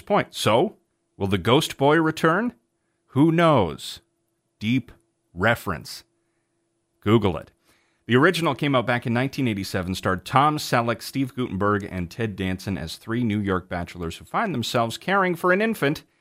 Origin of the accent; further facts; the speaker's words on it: Canada; I am Canadian